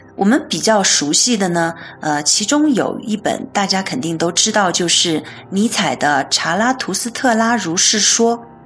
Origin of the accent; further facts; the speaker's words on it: China; 我们中国人